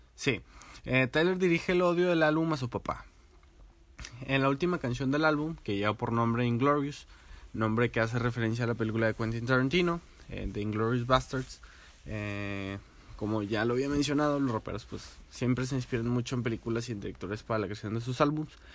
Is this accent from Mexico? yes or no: yes; García, Nuevo León, Mexico; now in Monterrey, Mexico; soy de García, pero mayormente vivo en Monterrey